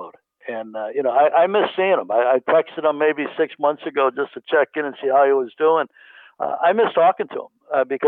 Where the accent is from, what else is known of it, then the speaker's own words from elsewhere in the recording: Chicago, Illinois, United States; moved away as an adult; now in California, United States; growing up in Chicago